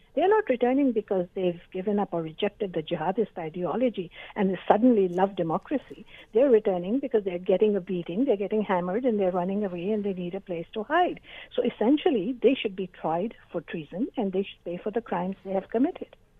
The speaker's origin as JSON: {"language": "English", "country": "Canada", "said": "I'm a Canadian"}